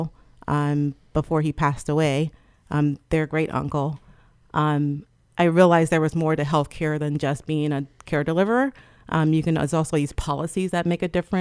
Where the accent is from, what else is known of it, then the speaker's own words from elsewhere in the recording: Trenton, New Jersey, United States; moved away; I'm originally from Trenton, New Jersey, and all my family also lives there too